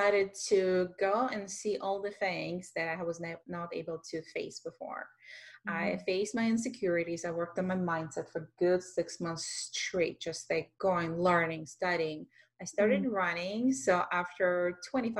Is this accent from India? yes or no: no; Russia; English is a second language; moved away as an adult; I am an immigrant from Russia with a music background for many, many years